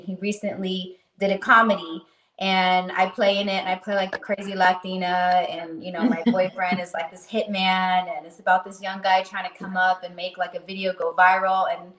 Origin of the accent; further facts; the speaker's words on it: Las Vegas, Nevada, United States; Yes, I was born and raised here.